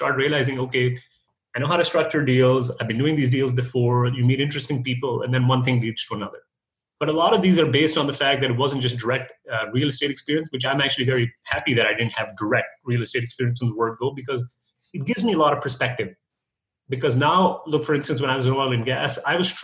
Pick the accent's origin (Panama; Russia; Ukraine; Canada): Canada; moved away as an adult; also born or lived in United States; now in Dallas, United States; I'm a Canadian guy